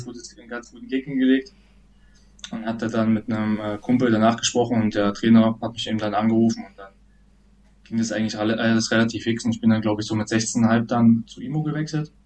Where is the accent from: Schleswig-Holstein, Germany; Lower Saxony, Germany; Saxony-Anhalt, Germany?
Saxony-Anhalt, Germany; Reinsdorf; also born or lived in Nebra; ich komme eigentlich aus Rheinsdorf, das liegt neben Nebra